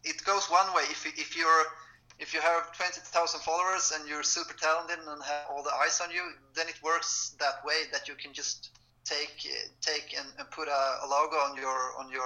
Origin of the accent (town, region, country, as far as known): Varberg, Halland County, Sweden; born or raised there